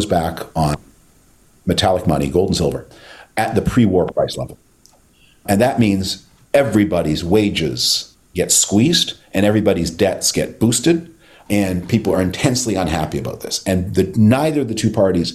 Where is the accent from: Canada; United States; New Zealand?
Canada; moved away; my native Canada